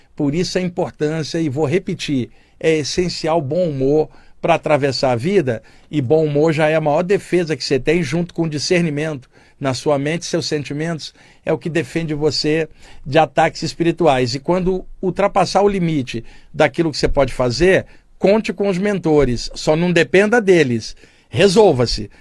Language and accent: Portuguese; Baixada Fluminense, Rio de Janeiro, Brazil; da minha infância na Baixada Fluminense